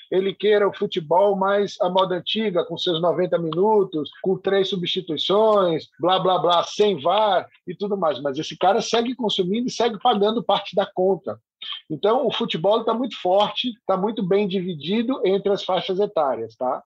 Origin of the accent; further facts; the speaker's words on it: Salvador, Bahia, Brazil; also born or lived in Rio de Janeiro; nasci no Rio de Janeiro e cresci em Salvador